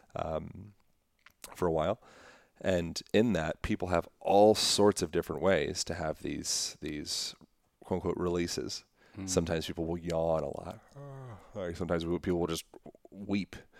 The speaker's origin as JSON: {"language": "English", "town": "Lancaster", "region": "Pennsylvania", "country": "United States", "tie": "born or raised there", "moved": "yes", "said": "I was born in Lancaster, Pennsylvania, Amish"}